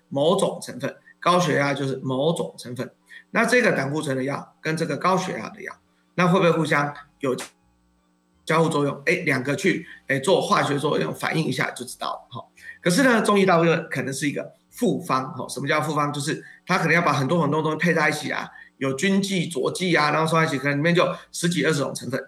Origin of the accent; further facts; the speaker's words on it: Taiwan; 我们台湾人